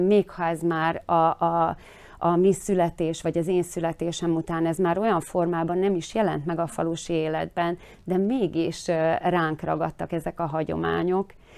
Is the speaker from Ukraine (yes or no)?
no; Slovakia; mi itt ö, Szlovákiában meg szeretnénk maradni magyarként